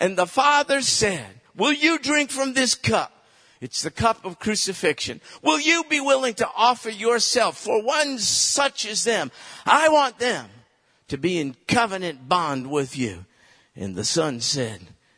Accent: United States; I was raised in America

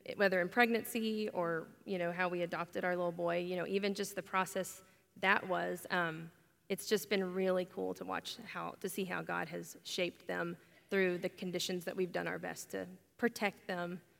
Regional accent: Oklahoma, United States; I'm from Oklahoma, born and raised

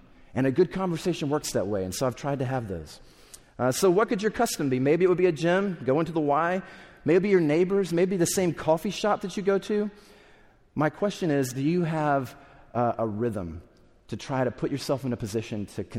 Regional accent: the South, United States; I grew up in the South, so maybe you're like classic Southerner

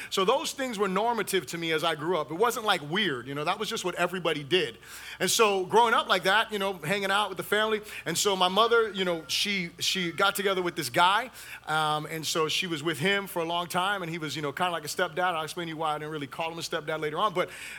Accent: Fort Lauderdale, Florida, United States; also born or lived in New Orleans / Puerto Rico; Lived in Puerto Rico, a few different places. But for the majority of my life, I grew up in Fort Lauderdale, Florida.

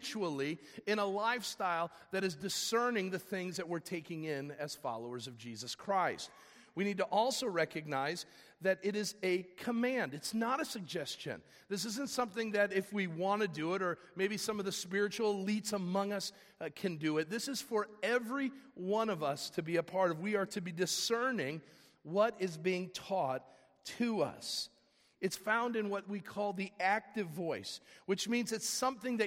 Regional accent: Fox Valley, Illinois, United States; I grew up here in the Fox Valley area

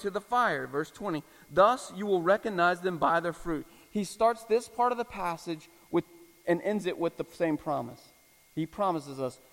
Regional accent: Florida, United States; I'm from Florida

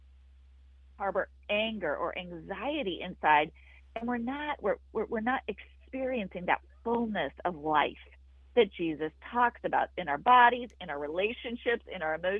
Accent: Wyoming, United States; I grew up in Wyoming

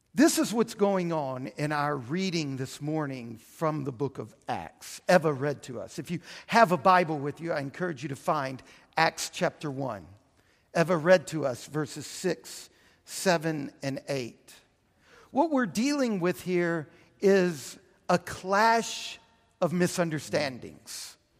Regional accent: Houston, Texas, United States; also born or lived in New Orleans, Louisiana; I spent my adolescence in Houston

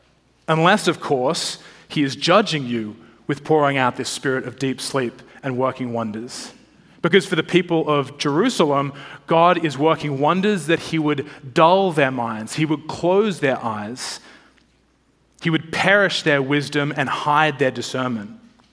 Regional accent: Australia; moved away as an adult; now in Washington, United States; When I moved to DC from Australia a long time ago, I was more of the sort of shorts and t-shirt wearing Aussie.

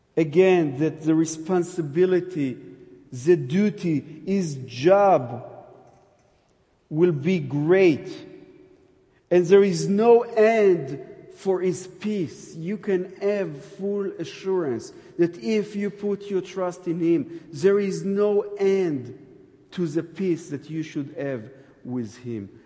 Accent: Jerusalem, Jerusalem District, Israel; I'm from Jerusalem

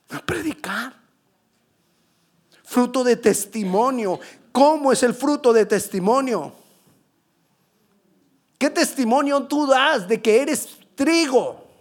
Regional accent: Colombia; Yo soy colombiano y ¿qué puedo hacer? Ya. Y lo seré toda la vida. Así hablemos mucho inglés.

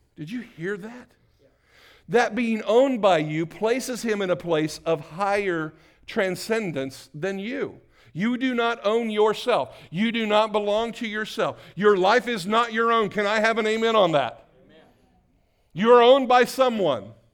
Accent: New Castle, Indiana, United States; I was born in Newcastle, Indiana

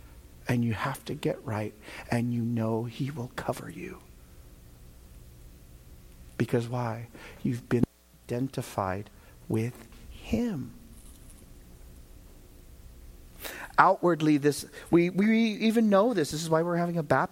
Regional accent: Vallejo, California, United States; moved away; when I go back there, many of my friends knew me before I was saved. They knew what I was about. That's my hometown.

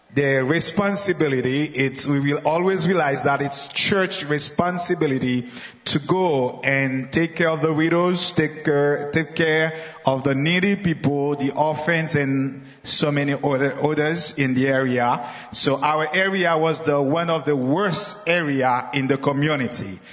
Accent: Jacmel, Sud-Est, Haiti; I am from Haiti, and the southeast of Haiti on the coast that is named Jacmel.

